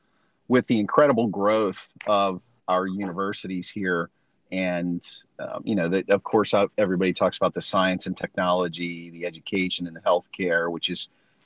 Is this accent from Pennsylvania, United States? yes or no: yes; Central Pennsylvania, United States; moved away as an adult; now in Pittsburgh, United States; I growing up in Central PA, you know, there's an influence of Pennsylvania Dutch culture